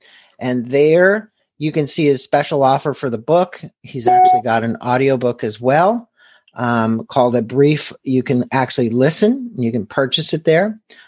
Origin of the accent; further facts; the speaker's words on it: St. Louis, Missouri, United States; born there; my home country. I was born in St. Louis.